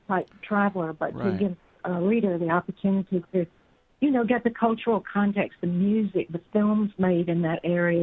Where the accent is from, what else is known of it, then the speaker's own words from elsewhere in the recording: the South, United States; moved away; also born or lived in Cortona, Italy; I was growing up in the South